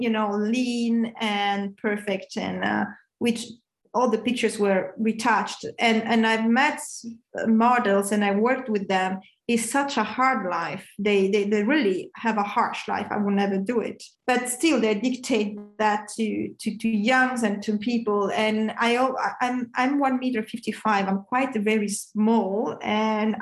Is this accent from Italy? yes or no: yes; Italy; moved away; also born or lived in Milan; I come from Italy, as you say, I'm Italian